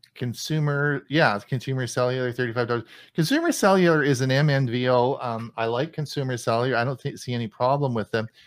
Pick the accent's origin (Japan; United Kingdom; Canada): Canada; As a Canadian